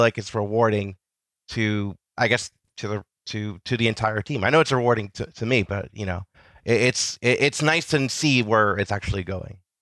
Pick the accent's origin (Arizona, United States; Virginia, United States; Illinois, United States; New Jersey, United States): New Jersey, United States; I've grown up in Jersey, just close enough to the city